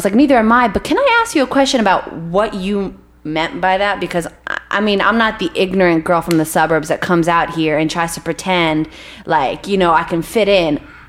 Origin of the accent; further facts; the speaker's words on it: Israel; born there; I am Jewish, I was born in Israel